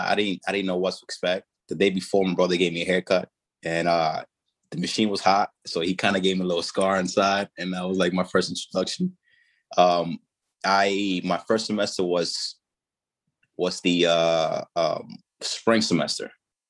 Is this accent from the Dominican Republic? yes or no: yes; Dominican Republic; my oldest brother ended up passing away tragically in my home in Dominican Republic, my home country.